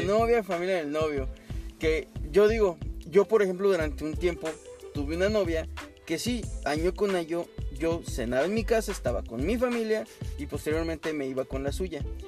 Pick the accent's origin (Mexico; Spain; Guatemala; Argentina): Mexico; now in Canada; como mexicanos